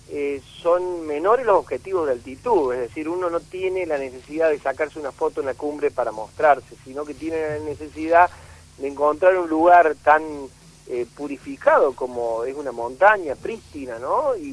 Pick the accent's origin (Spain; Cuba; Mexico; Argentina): Argentina; para no olvidarse eh, dónde estamos eh, viviendo, que somos argentinos, que tenemos la cordillera más bella del mundo